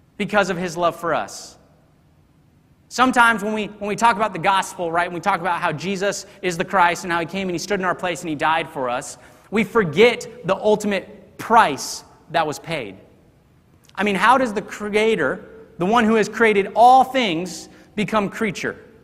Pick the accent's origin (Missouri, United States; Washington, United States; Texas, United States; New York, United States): Texas, United States; moved away; I grew up in Texas, and those Texas roots they run deep